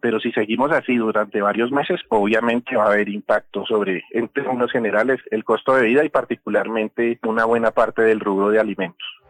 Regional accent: Colombia

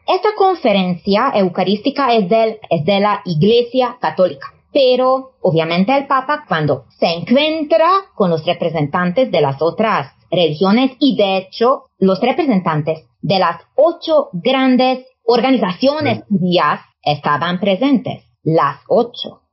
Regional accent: Hungary

